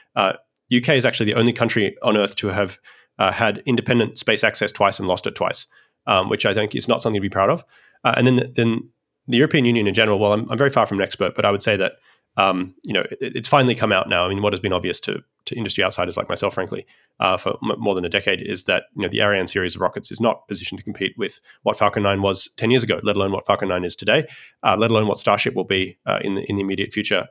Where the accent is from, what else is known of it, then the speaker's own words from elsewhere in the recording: Australia; now in United States; I'm a Australian originally who migrated to the United States